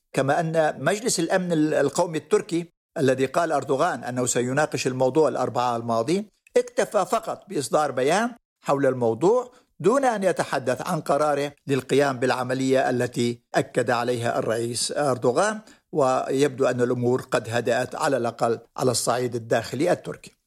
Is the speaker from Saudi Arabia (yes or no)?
no; Jarabulus, Aleppo Governorate, Syria; moved away; مدينة جرابلس هي مدينتي التي ولدت فيها وترعرعت فيها حتى الثانوية.